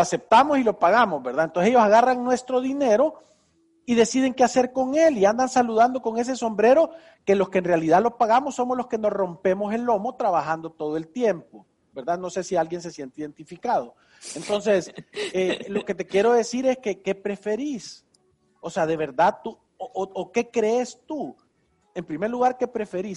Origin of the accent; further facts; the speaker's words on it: San Salvador, El Salvador; vivo en San Salvador, El Salvador, aquí he vivido mis 52 años